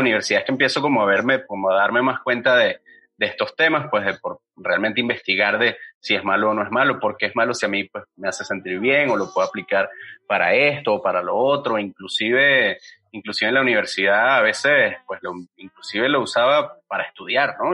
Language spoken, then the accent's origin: Spanish; Venezuela; now in Mexico; yo soy venezolano